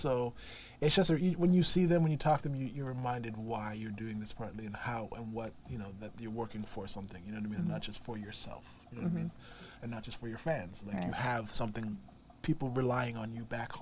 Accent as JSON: {"language": "English", "town": "Brampton", "region": "Ontario", "country": "Canada", "tie": "born or raised there", "also_born_or_lived": "Toronto", "said": "born originally Brampton, Ontario, which is about 30 minutes outside of Toronto, which is called the Greater Toronto Area. And that's my home"}